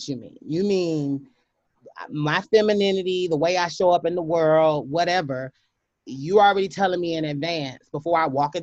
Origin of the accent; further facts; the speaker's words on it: Hopkins, South Carolina, United States; also born or lived in Pinewood, South Carolina; I was raised in Hopkins, South Carolina, which is a suburb, one of the country cousin suburb of the city